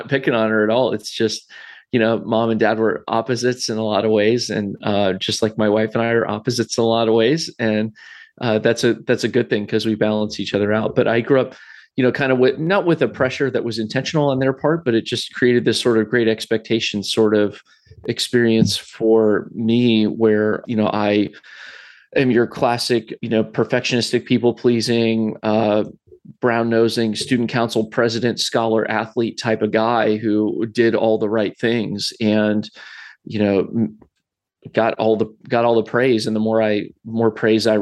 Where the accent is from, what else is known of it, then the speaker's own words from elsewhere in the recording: Columbus, Ohio, United States; my story starts here in Central Ohio. I grew up in the Columbus area